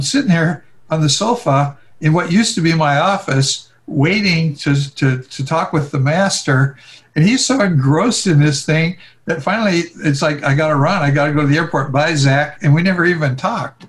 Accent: Oregon, United States; moved away; also born or lived in California / Hawaii; I grew up in Oregon

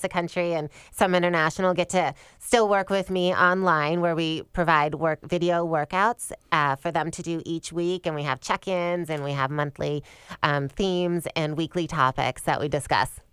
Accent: Michigan, United States; also born or lived in East Lansing, Michigan; I grew up in Michigan

